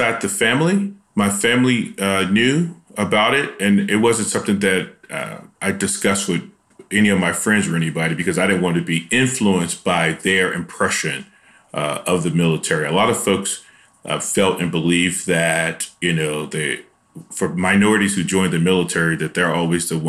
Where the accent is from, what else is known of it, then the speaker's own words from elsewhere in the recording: Chicago, Illinois, United States; I'm from Chicago, and I grew up in a really rough neighborhood in Chicago.